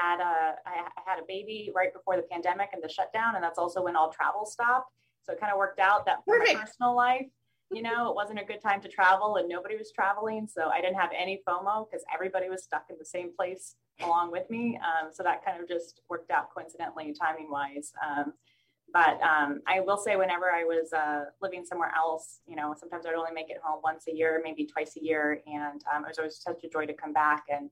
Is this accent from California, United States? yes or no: yes; San Luis Obispo, California, United States; moved away as an adult; also born or lived in Chicago / Washington, D.C. / South Africa / Jordan; I grew up here in San Luis Obispo, so I am very excited to be back here and living here in my community and closer to home